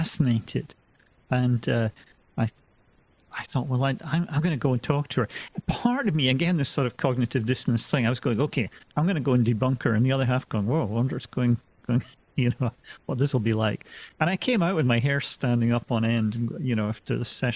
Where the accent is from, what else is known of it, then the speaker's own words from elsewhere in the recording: Scotland, United Kingdom; now in United States; I'm originally from Scotland, and you know, gradually had drifted west over the years.